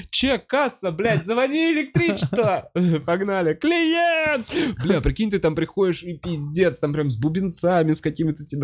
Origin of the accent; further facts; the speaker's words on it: Khabarovsk, Khabarovsk Krai, Russia; С Я вот сам из Хабаровска, и Хабаровск.